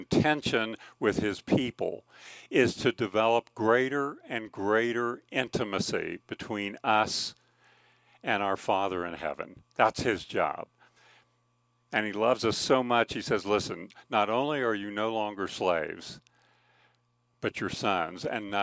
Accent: Kansas, United States; moved away as an adult; also born or lived in California; I grew up in Kansas

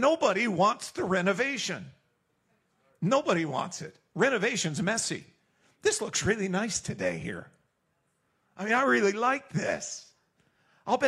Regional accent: Eastern Canada, Canada; also born or lived in Southern United States; now in United States; I've been in the South for a while. I'm developing a whole new language. Born and raised in Eastern Canada

